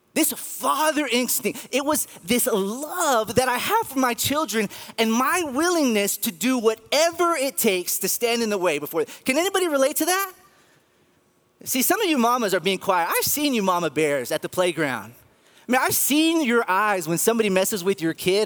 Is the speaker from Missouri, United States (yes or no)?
no; Garland, Texas, United States; now in Midland, United States; I was born and raised in the Dallas area in the city of Garland